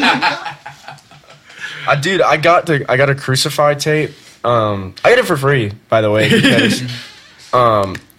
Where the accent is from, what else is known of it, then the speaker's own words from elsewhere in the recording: Louisiana, United States; moved away; I'm fucking from Louisiana